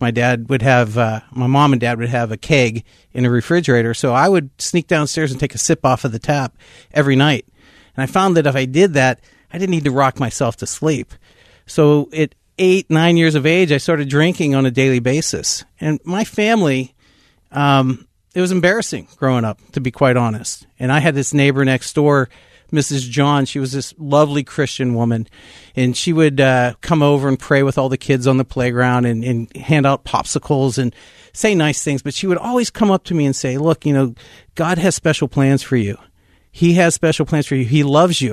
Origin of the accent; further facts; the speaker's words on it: West Mifflin, Pennsylvania, United States; I'm a Pittsburgh kid. I was born and raised in West Mifflin, Pennsylvania